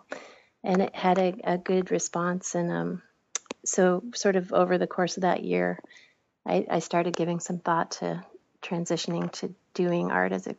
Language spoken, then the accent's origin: English; Bar Harbor, Maine, United States; also born or lived in Portland, Maine; I grew up here outside of Bar Harbor, which is on the other side of the island